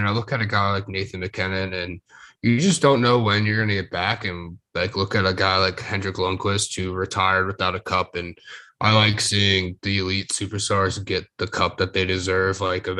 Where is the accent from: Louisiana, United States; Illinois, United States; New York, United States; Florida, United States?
Florida, United States; I'm from Florida